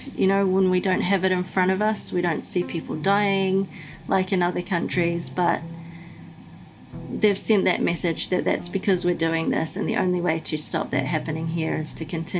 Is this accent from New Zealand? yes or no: yes; North Island of New Zealand, New Zealand; moved away as an adult; also born or lived in Chicago, United States; now in Dunedin, New Zealand; I was born and raised in the North Island of New Zealand and moved to Chicago when I was 19 after I got married. And we now live in the deep south of New Zealand in Dunedin.